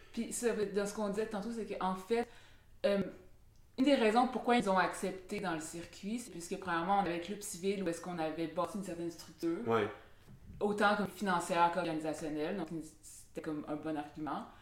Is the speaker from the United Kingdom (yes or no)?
no; Montreal, Quebec, Canada; j'ai grandi à Saint-Laurent à la base